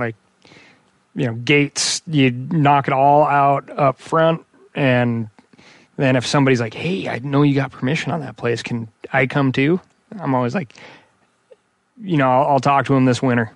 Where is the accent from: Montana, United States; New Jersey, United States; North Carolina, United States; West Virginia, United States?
Montana, United States; Missoula; growing up in Missoula, the surrounding areas